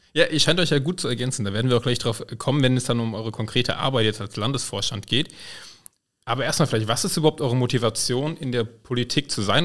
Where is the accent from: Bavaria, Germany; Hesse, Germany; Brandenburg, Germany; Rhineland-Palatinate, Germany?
Rhineland-Palatinate, Germany; Koblenz; Ich komme ja auch von der Mosel.